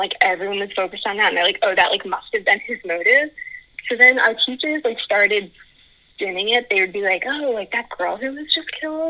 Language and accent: English; Texas, United States; I'm from Texas, which is like a bit of a fixer upper as a state in general